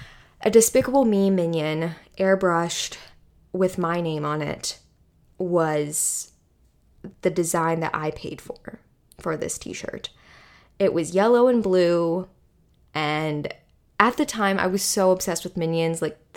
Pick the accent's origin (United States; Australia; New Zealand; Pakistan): United States; the North; listen, I'm from the North, and I can acknowledge that there is a very stark difference between fashion in Northern areas versus fashion in Southern areas.